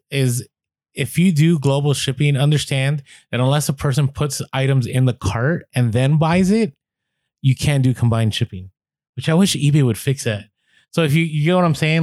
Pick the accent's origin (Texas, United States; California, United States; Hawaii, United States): California, United States; San Francisco; I grew up in the city, I grew up in San Francisco